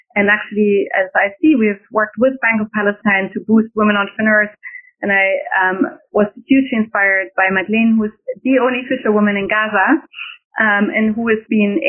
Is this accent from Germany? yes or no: yes; Germany; accent: German; now in Washington, D.C., United States; I'm German in my accent